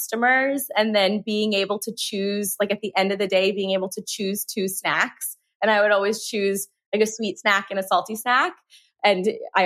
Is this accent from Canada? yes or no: no; Euless, Texas, United States; also born or lived in Chicago, Illinois; we moved from Chicago to Texas and lived in this small town called Euless